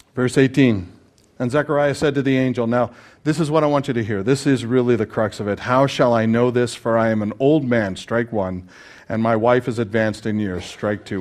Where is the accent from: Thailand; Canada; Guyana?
Canada; As a Canadian